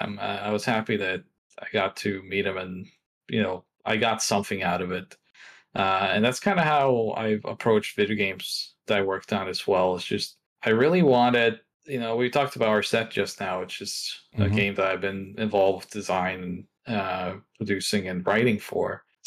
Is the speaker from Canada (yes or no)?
no; Norway; English is a second language; So I grew up in Norway, and there's a social norm there.